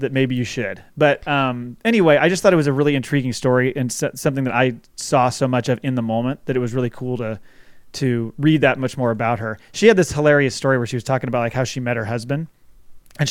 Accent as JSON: {"language": "English", "region": "Oregon", "country": "United States", "tie": "born or raised there", "said": "I grew up in Oregon"}